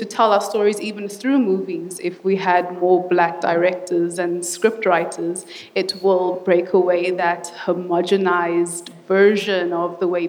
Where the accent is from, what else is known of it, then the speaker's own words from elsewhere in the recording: South Africa; I said I'm from South Africa